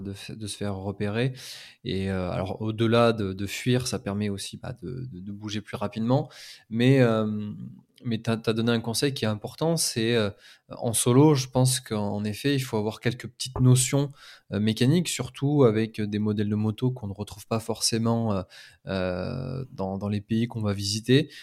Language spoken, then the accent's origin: French; France; en tant que Français